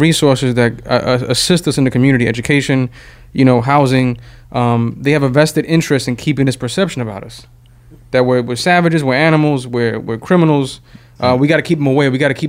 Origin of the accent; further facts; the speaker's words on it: New York, United States; I used to work with youth, and I'm from the South Bronx.